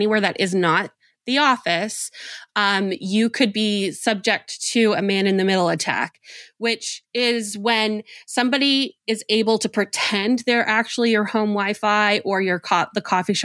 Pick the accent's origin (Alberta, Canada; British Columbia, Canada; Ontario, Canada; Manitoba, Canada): Manitoba, Canada; Winnipeg; I grew up in Winnipeg, Manitoba, Canada